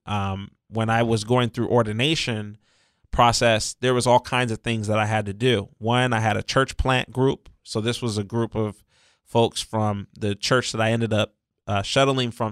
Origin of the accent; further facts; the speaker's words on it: San Diego, California, United States; I was born and raised right here in San Diego County. I was born at Mercy Hospital in Hillcrest